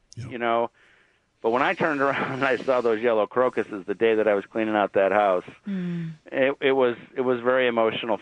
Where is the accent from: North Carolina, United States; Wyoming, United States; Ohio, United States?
Ohio, United States; Cleveland; moved away; I grew up in Cleveland, where my grandparents are buried at Lakeview Cemetery